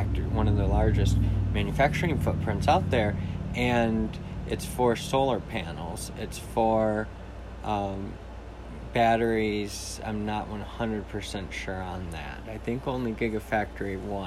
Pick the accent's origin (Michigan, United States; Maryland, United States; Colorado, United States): Michigan, United States; Jackson; in my hometown